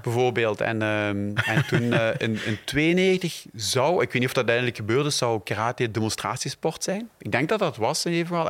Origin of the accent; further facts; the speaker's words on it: Belgium; ik ook uit België kwam